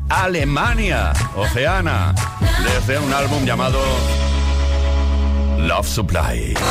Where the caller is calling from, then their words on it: Cuenca, Castilla-La Mancha, Spain; Buenas tardes, equipo. … de Cuenca.